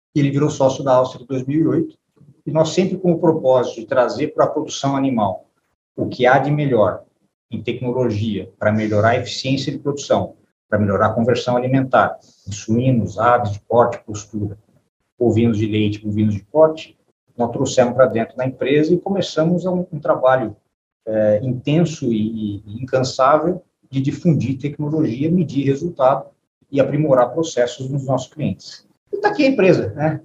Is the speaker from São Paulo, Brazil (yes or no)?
yes; São José do Rio Preto, São Paulo, Brazil; eu venho de uma família de São José do Rio Preto, nasci, nasci em São José do Rio Preto